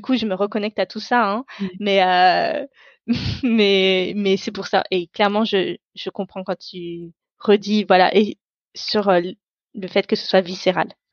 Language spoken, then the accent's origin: French; France; first language Tamil; French is a second language; je suis née en France. Donc mon pays, c'est la France